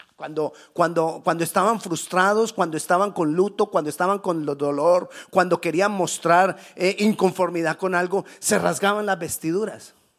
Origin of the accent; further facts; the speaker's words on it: Colombia; moved away; decimos en Colombia